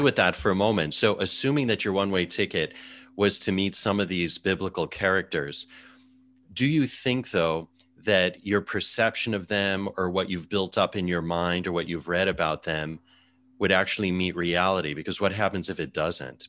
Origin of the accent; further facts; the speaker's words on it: Chicago, Illinois, United States; moved away as an adult; also born or lived in China / London / Singapore; now in New York City, United States; I worked in my hometown, Chicago